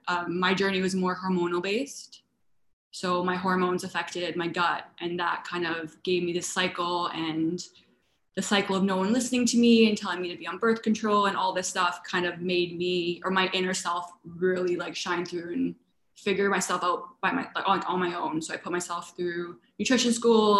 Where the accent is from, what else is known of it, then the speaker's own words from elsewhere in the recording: Canada; moved away as an adult; also born or lived in London; now in West Limerick, Ireland; I was born in Canada, and my heritage, my parents are Italian